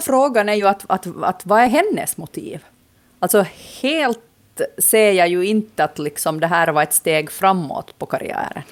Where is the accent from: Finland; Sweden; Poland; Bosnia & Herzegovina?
Finland; also born or lived in Nykarleby; jag hör ändå till målgruppen som samhällsintresserad finlandssvensk